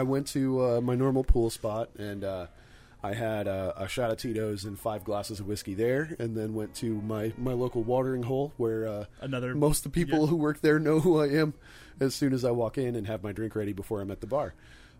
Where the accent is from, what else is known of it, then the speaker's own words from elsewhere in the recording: Midwest, United States; I grew up in the Midwest